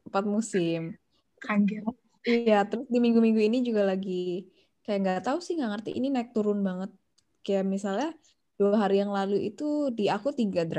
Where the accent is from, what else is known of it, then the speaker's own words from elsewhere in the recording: Cirebon, West Java, Indonesia; Ya, keluarga aku dari Cirebon. Lalu aku um, waktu itu uh, playgroup di TKK Seto, terus TK-nya eh playgroup di Kak eh, Seto, sorry. Sekolah Kak Seto, terus TK di Santa Maria, dari SD sampai SMA di BPK Penabur gitu.